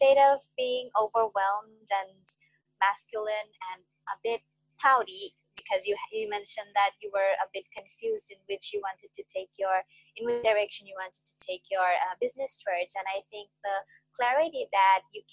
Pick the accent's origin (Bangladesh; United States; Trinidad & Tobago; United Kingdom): Bangladesh; I'm from Bangladesh